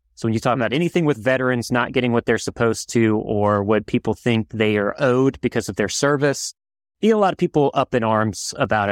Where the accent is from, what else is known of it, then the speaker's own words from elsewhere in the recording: New Orleans, Louisiana, United States; I'm from New Orleans